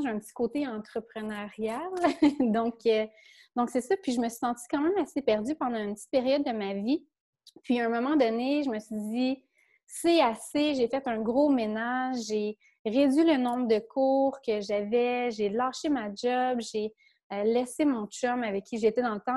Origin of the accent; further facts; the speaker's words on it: a small village in Quebec, Canada; je viens d'un petit village, moi, au Québec